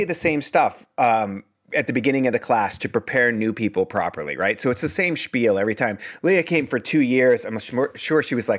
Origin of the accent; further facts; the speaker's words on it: Boston, Massachusetts, United States; You know, I'm from the East Coast. There's no Mercury in retrograde in Boston.